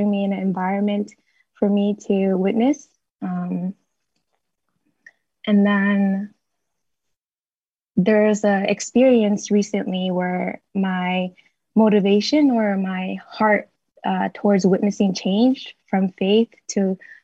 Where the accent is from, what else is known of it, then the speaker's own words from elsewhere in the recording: Boston, Massachusetts, United States; moved away as an adult; also born or lived in Bay Area, California; I'm originally from Boston